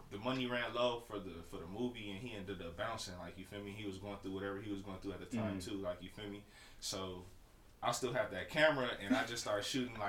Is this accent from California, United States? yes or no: yes; Compton, California, United States; I'm from Compton, man. Compton, yeah. California.